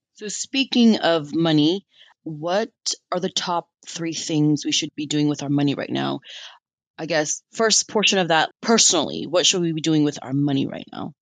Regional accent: United States; I'm an American citizen and I've been here and I grew up here

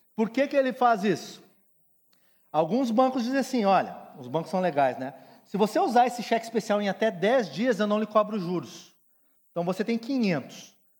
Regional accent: Rio Grande do Sul, Brazil; Sou gaúcho

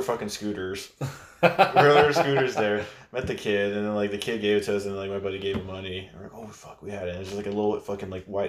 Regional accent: California, United States; In Bay Area

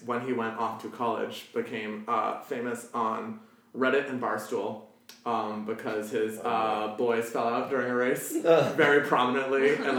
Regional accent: Newton, Massachusetts, United States; I grew up in Newton, so I've been to the Newton Free Library like 100 times.

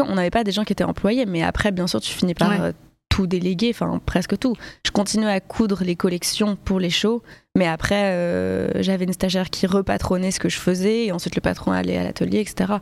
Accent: Paris, Île-de-France, France; je viens de Paris, born and raised

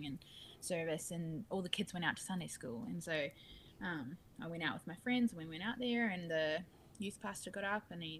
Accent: Rangiora, Canterbury, New Zealand; I grew up in New Zealand

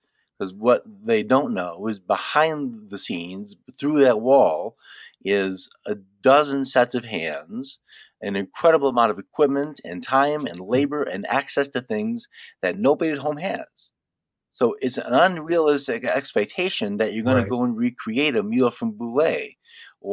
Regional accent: Detroit, Michigan, United States; moved away; I am from Detroit.

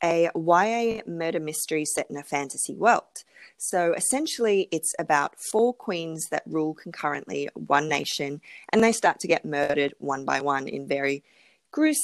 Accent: Melbourne, Victoria, Australia; I'm in Melbourne in Australia. So that's mm-hmm. my hometown

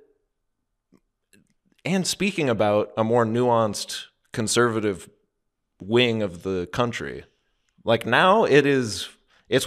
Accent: United States

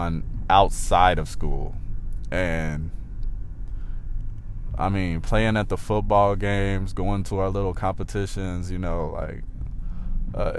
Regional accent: Trotwood, Ohio, United States; I grew up a little bit outside of Dayton in a place called Trotwood

